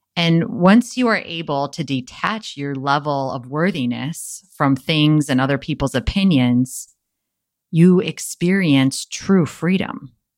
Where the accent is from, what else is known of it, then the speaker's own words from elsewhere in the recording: Wisconsin, United States; now in San Diego, United States; my hometown of Wisconsin